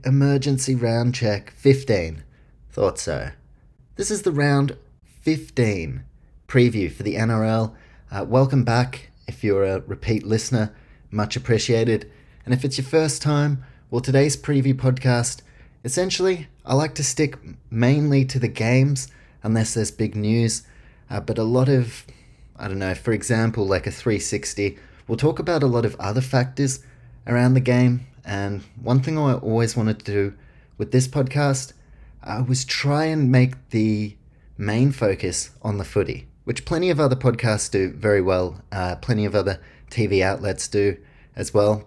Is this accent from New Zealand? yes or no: yes; New Zealand; I grew up in New Zealand